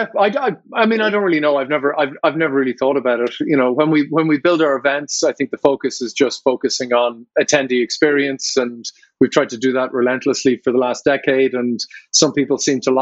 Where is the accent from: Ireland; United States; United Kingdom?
Ireland